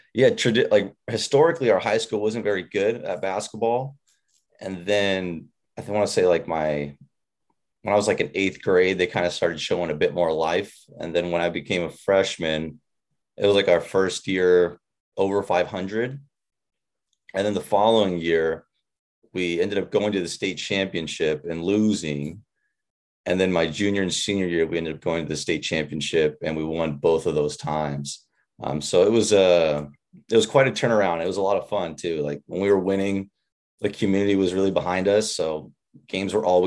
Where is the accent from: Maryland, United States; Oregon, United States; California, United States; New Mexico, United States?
Oregon, United States; Irrigon; I grew up in a small pocket in northeastern Oregon, a little town, farm town, pretty much called Irrigan, Oregon